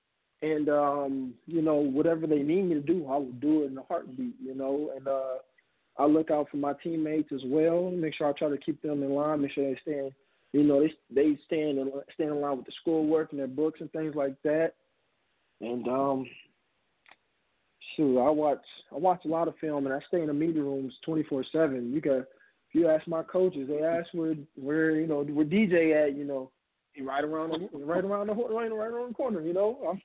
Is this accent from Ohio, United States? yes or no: yes; Ohio, United States; Well, I'm originally from Ohio, but my father's in the Navy, so we have to move every 2 to 4 years.